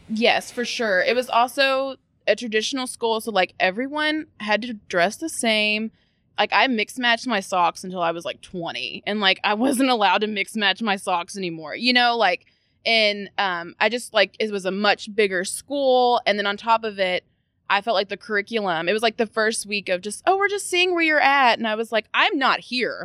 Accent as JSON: {"language": "English", "town": "Louisville", "region": "Kentucky", "country": "United States", "tie": "born or raised there", "said": "I was born in the South End, went to school in the South End for elementary school."}